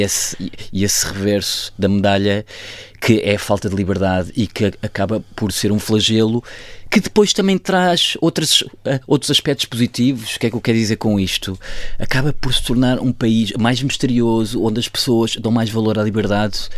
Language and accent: Portuguese; Almeida, Centro, Portugal; also born or lived in Tehran / Lisbon / Kathmandu; nós somos da zona da Almeida